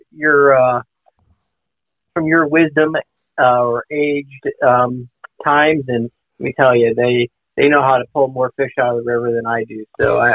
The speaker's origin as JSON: {"language": "English", "region": "Ohio", "country": "United States", "tie": "born or raised there", "moved": "yes", "lives_now": "Missouri, United States", "said": "I grew up in Ohio is where I'm originally from."}